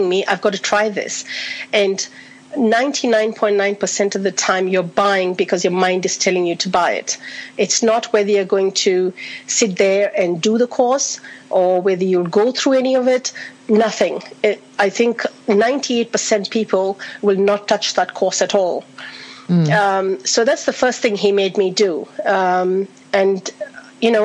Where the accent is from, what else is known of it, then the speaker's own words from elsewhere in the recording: India; now in Australia; I'm originally from India, been in Australia for 38 years